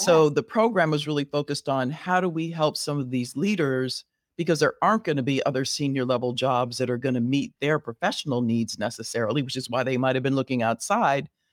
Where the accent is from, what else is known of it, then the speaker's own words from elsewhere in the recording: Southern California, United States; moved away as an adult; also born or lived in Riverside, California; now in Chicago, United States; I was born and raised in Southern California